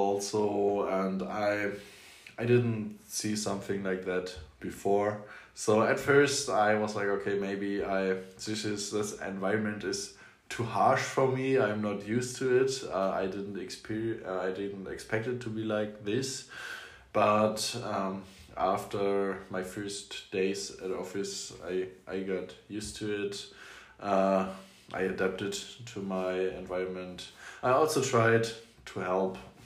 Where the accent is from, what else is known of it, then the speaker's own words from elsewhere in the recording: Flensburg, Schleswig-Holstein, Germany; I grew up in Flensburg, which is a Danish-German